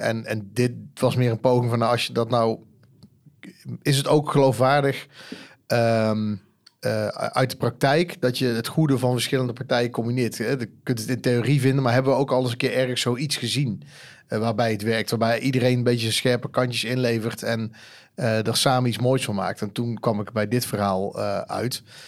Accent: Eindhoven, North Brabant, Netherlands; Ik kom uit Eindhoven

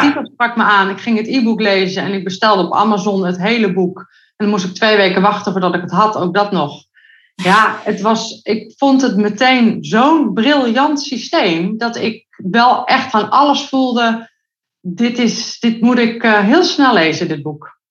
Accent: Netherlands; Ik kom uit Nederland

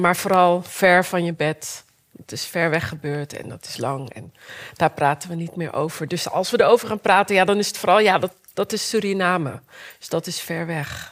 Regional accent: Rotterdam, South Holland, Netherlands; Ik kwam uit Rotterdam

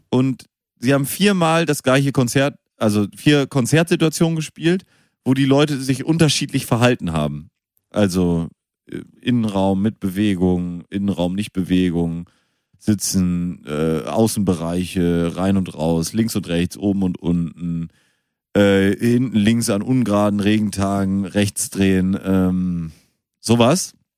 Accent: Münster, North Rhine-Westphalia, Germany; now in Hamburg, Germany; ich komme gebürtig aus Münster

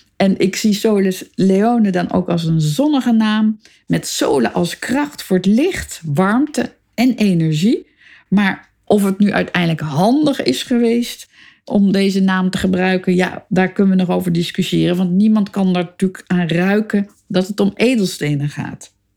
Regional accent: Amsterdam, North Holland, Netherlands; Ik ben in Amsterdam geboren, boven de zaak van mijn vader op de Stadhouderskade

